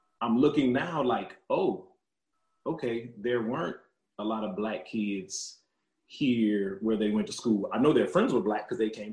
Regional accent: Lafayette, Louisiana, United States; growing up in Lafayette, you know, it's pretty, it's black and white.

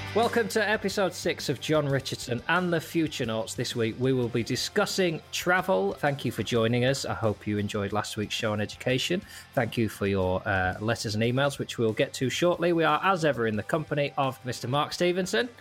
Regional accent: Lancaster, North West England, United Kingdom; setting up in my hometown of Lancaster

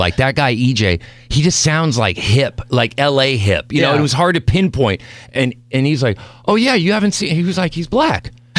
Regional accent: Mexico City, Mexico; born there; I was born in Mexico City.

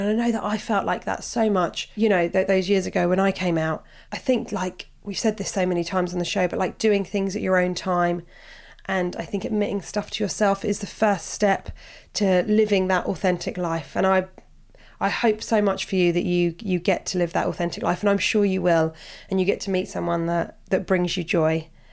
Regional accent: Portsmouth, South East England, United Kingdom; I'm from Portsmouth

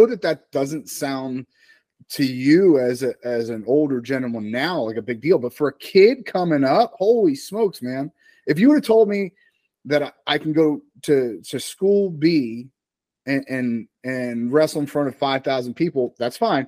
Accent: East Coast, United States; I grew up on the East Coast

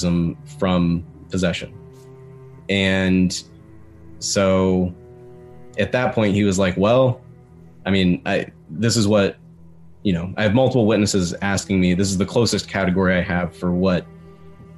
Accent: West Virginia, United States; growing up in West Virginia

